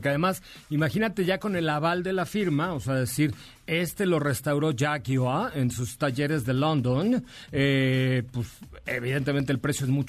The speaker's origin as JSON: {"language": "Spanish", "region": "Mexico City", "country": "Mexico", "tie": "born there", "said": "nací ahí en la calle de Liverpool, en la colonia Roma"}